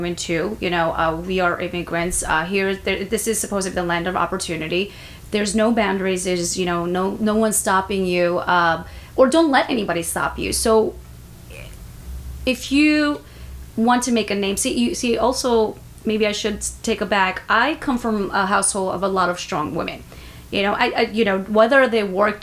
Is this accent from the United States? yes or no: no; Bangladesh; I'm from Bangladesh